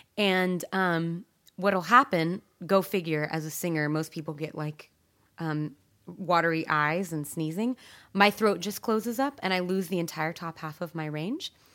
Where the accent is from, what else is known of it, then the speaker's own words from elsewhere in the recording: Eugene, Oregon, United States; I grew up in Eugene